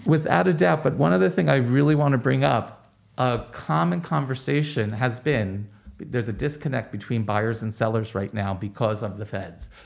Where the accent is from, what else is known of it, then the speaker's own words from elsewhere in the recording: Roselle Park, New Jersey, United States; up in a little town in New Jersey called Roselle Park